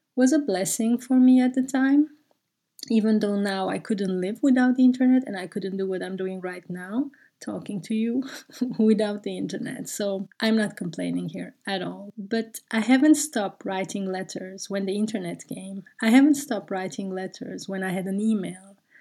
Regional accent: Brussels, Brussels-Capital Region, Belgium; English is a second language; moved away; I grew up in Brussels

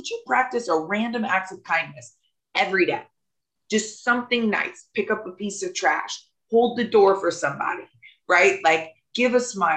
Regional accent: the South, United States; I'm from the South

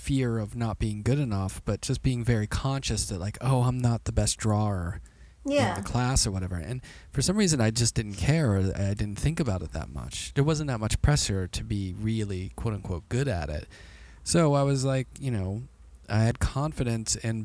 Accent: Pittsburgh, Pennsylvania, United States; now in Brooklyn, United States; our family didn't have a lot of money growing up in Pittsburgh

